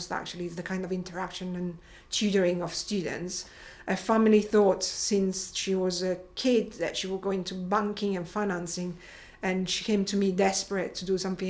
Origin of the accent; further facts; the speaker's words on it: Rome, Lazio, Italy; moved away as an adult; also born or lived in England; I grew up in Rome